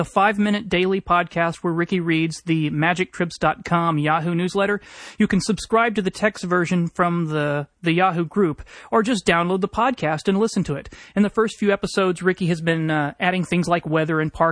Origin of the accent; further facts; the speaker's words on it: Texas, United States; I'm from Texas